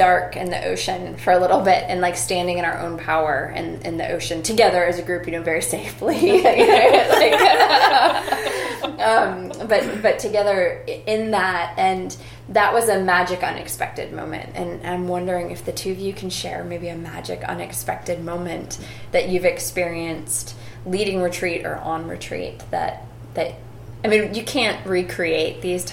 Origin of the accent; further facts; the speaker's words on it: Ohio, United States; moved away; I grew up in Ohio.